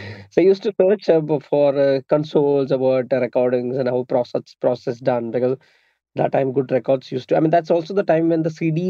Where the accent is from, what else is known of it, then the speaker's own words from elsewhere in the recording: Kochi, Kerala, India; I'm an audio engineer and a sound designer. So I was born in Cochin, Kerala.